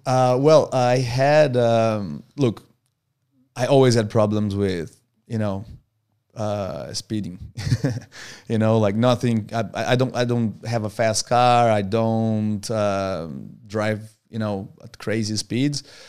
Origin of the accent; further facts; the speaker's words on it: Brazil; moved away as an adult; now in Australia; I was born in Brazil and I lived in Brazil until I was twenty-one. Then I moved to Australia